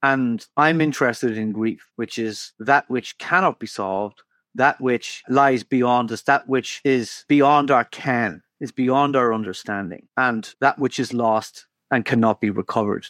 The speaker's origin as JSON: {"language": "English", "country": "Ireland", "said": "when I travel, I'm told I'm an Irish writer"}